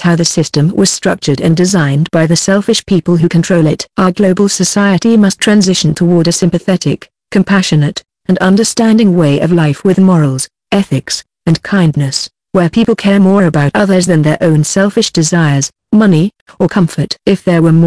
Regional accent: United States; As an American

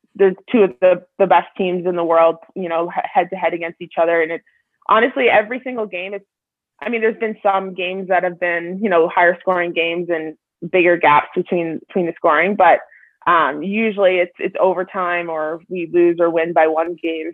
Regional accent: Sudbury, Ontario, Canada; now in Calgary, Canada; I grew up obviously in Sudbury

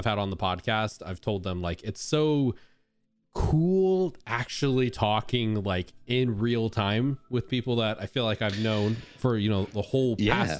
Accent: Southern Utah, United States; I grew up in Southern Utah, so everyone around us was Mormon

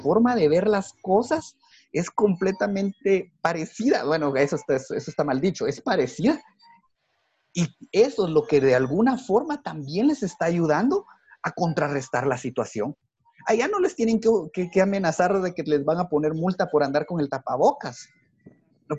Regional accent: Guatemala; así somos los guatemaltecos

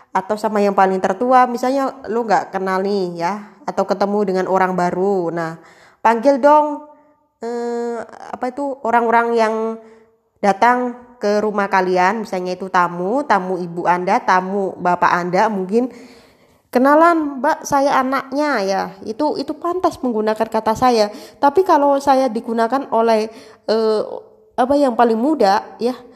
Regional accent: Java, Indonesia; kan gue kan asli Jawa

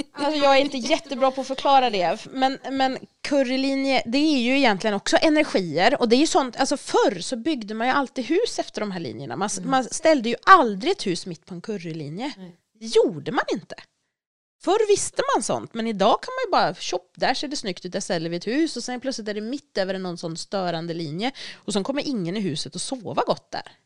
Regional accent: Dalarna County, Sweden; moved away; Jag kommer från Dalarna så jag har tagit med mig sten från mitt hem

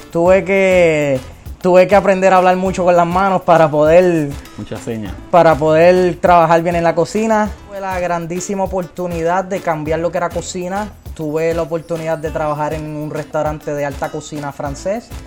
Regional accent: Carolina, Puerto Rico; Yo soy de Carolina.

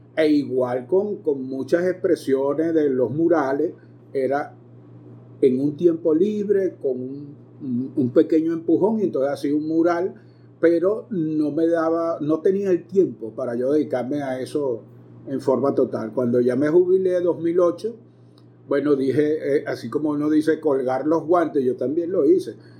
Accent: Caracas, Capital District, Venezuela; moved away as an adult; now in Maracay, Venezuela; ciudad en que me radiqué hacia 1973, cuando vine casi huyendo de Caracas a estudiar medicina veterinaria

